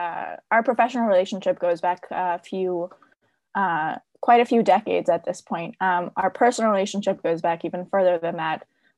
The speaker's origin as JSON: {"language": "English", "country": "Poland", "tie": "born or raised there", "moved": "yes", "lives_now": "United States", "said": "We grew up in a small town in Poland, actually. It was only in the late 20th century when we came to America."}